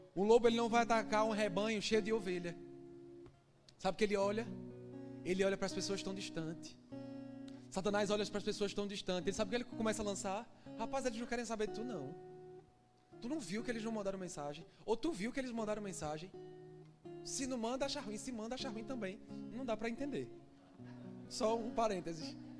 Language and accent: Portuguese; Northeast Region, Brazil; moved away; Que eu sou nordestino, eu falo bexiga.